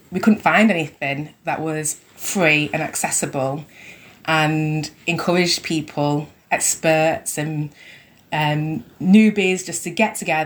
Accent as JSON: {"language": "English", "town": "Manchester", "region": "North West England", "country": "United Kingdom", "tie": "born or raised there", "moved": "yes", "said": "I had such a sheltered life growing up in Manchester"}